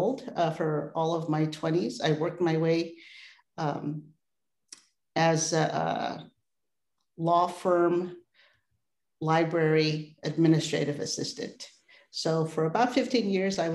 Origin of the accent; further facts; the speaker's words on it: San Francisco, California, United States; also born or lived in Philippines; Landed right in San Francisco on the outskirts of the city by the Pacific Ocean and Ocean Beach. So and have been here ever since.